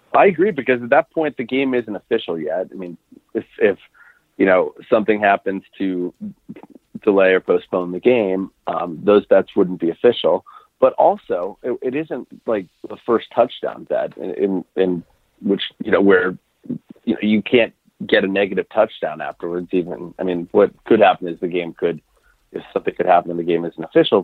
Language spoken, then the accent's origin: English; United States; as an American